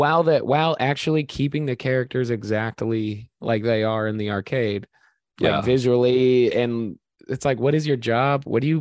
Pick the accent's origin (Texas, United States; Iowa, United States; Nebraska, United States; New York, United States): Nebraska, United States; I'm from Nebraska. I'm wearing red right now, dude.